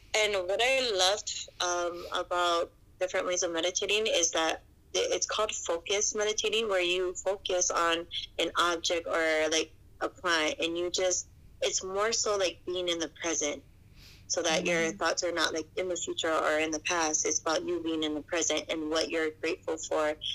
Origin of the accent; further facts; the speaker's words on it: Hawaii, United States; also born or lived in Colorado; I was born in Colorado, and then I was raised in Hawaii ever since I was like four